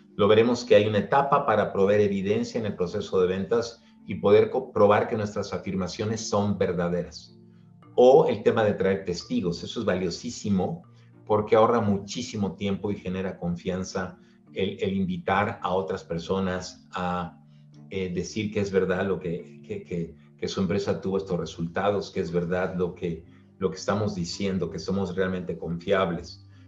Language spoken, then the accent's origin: Spanish; Mexico; now in Mexico City, Mexico; soy mexicano